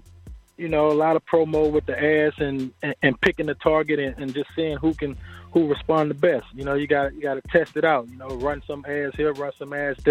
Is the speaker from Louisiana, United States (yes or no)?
yes; Baton Rouge, Louisiana, United States; I'm originally from Baton Rouge, Louisiana